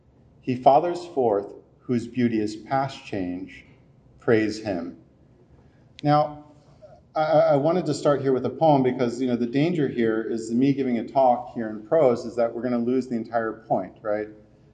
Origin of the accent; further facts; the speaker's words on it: East Coast, United States; and I'm from the East Coast, so please don't mob me right now.